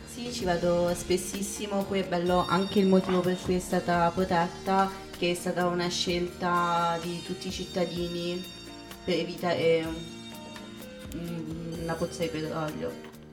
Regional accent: Pescara, Abruzzo, Italy; moved away; sono di Pescara

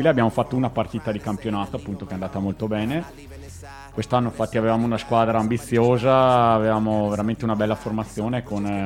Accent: Trentino-Alto Adige, Italy; Noi trentini vi possiamo regalare una, dai.

